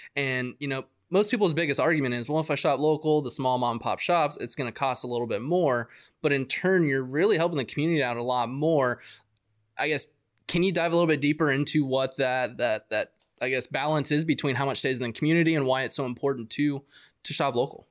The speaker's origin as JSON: {"language": "English", "town": "Yuma", "region": "Arizona", "country": "United States", "tie": "born or raised there", "said": "I grew up in Ari, Ari, Arizona"}